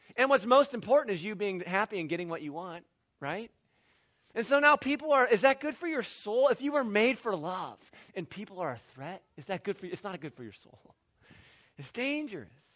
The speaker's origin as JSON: {"language": "English", "region": "Midwest", "country": "United States", "tie": "born or raised there", "said": "I grew up in the Midwest."}